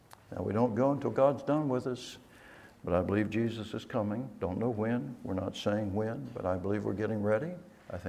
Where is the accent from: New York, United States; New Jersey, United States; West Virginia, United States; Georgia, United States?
West Virginia, United States; moved away; Born and raised in West Virginia